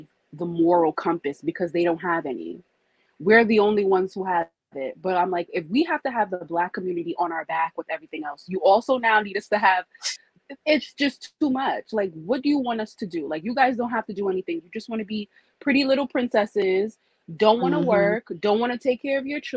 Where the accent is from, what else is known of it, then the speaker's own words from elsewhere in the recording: United States; we're first born American. So we were born here.